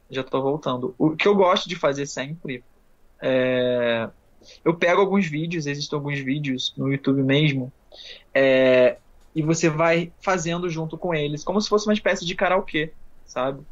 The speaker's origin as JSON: {"language": "Portuguese", "town": "Nova Friburgo", "region": "Rio de Janeiro", "country": "Brazil", "said": "eu sou de Friburgo, do Rio de Janeiro, do interior, região serrana do Rio de Janeiro"}